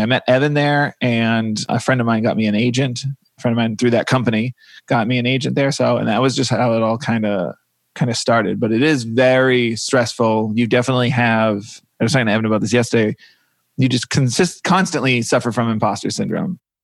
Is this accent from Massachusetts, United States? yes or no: yes; Massachusetts, United States; also born or lived in New York; now in Los Angeles, United States; I am from Massachusetts